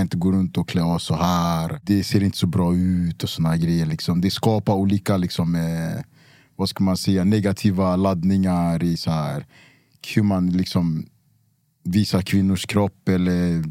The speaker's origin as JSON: {"language": "Swedish", "country": "Cameroon", "also_born_or_lived": "Luleå, Sweden", "moved": "yes", "said": "jag är från Kamerun, det, är- det är tropiskt. Vi har regnskogar."}